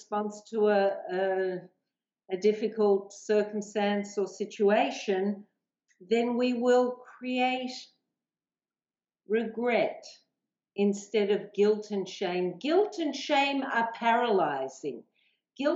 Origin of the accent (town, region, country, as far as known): Australia; accent: Aussie